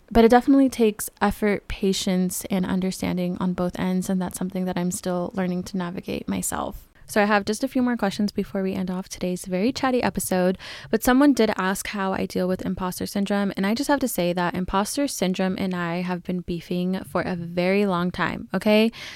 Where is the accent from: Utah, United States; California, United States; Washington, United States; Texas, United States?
California, United States; moved away as an adult; I'm a California girl through and through.